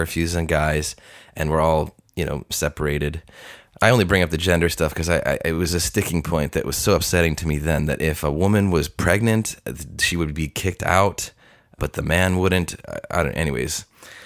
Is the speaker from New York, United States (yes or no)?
yes; Long Island, New York, United States; moved away as an adult; also born or lived in Tulsa, Oklahoma; I'm coming from Long Island, where I didn't know Christians